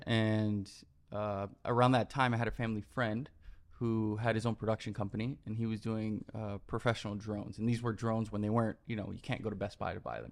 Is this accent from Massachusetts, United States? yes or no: no; Miami, Florida, United States; moved away as an adult; also born or lived in New York; now in Los Angeles, United States; born and raised in Miami, Florida, uh, spent 18 years there, grew up